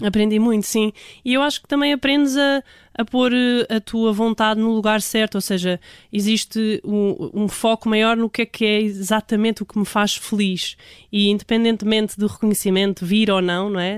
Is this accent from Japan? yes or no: no; Portugal; todos nós uh, que somos portugueses somos do fado